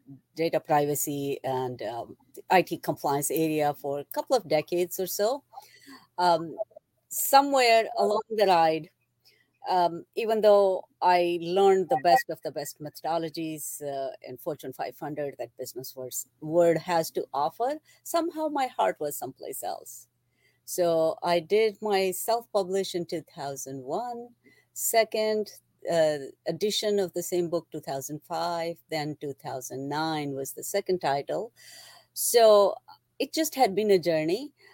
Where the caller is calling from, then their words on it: New Jersey, United States; I am in central New Jersey.